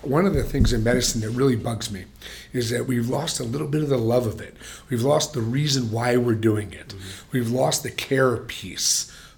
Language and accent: English; Philadelphia, Pennsylvania, United States; And we've come from towns like I come from Philly.